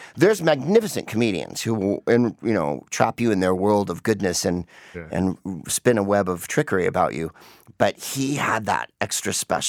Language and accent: English; San Francisco, California, United States; I'm from San Francisco